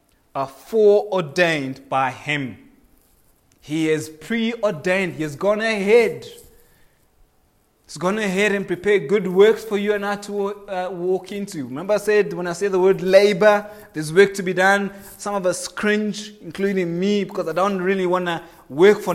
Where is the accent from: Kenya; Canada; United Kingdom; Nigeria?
Kenya; now in South Africa; I am a Kenyan by birth